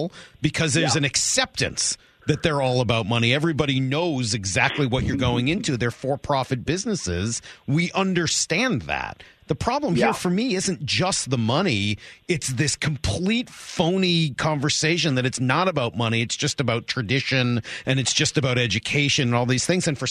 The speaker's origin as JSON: {"language": "English", "region": "Northeast", "country": "United States", "moved": "yes", "lives_now": "Seattle, United States", "said": "I'm from the Northeast where college sports are not nearly the way of life as they are in the rest of the country"}